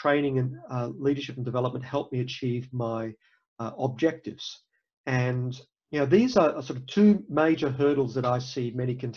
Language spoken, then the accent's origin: English; Australia; moved away as an adult; also born or lived in Cairns; now in United States; I'm not from the US, I'm from Australia